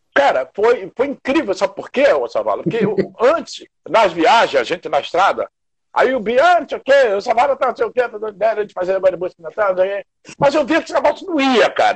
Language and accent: Portuguese; Seropédica, Rio de Janeiro, Brazil; moved away; que vinha lá de interior de Cero Pédica